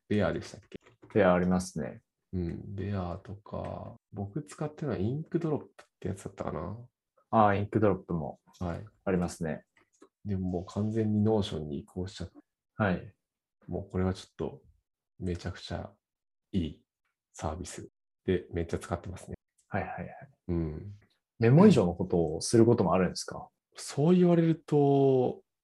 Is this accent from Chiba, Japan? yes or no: no; Nagano, Japan; 僕、長野なんですけど、出身が